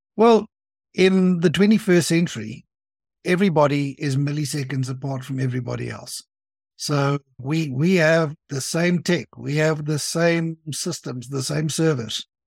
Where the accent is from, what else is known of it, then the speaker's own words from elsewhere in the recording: South Africa; I'm from South Africa. I live there. I have been there all of my life.